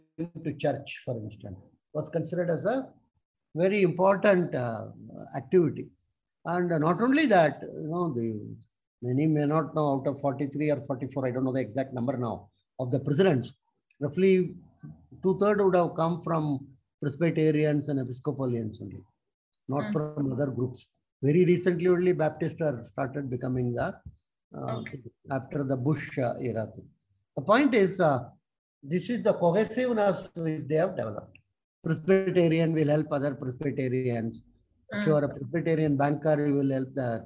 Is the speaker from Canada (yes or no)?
no; India; I am from India